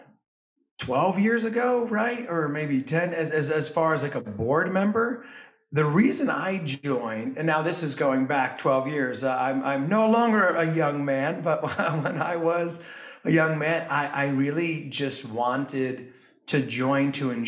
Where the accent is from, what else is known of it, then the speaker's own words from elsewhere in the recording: Westchester County, New York, United States; I'm originally from Westchester County